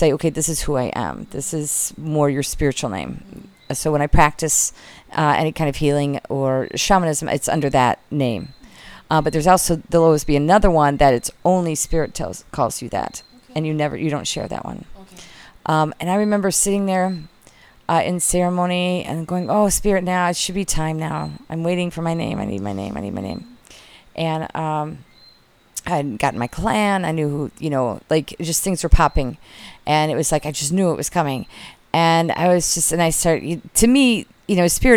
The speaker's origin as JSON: {"language": "English", "region": "Michigan", "country": "United States", "tie": "born or raised there", "moved": "yes", "lives_now": "South Carolina, United States", "said": "where we grew up in Michigan"}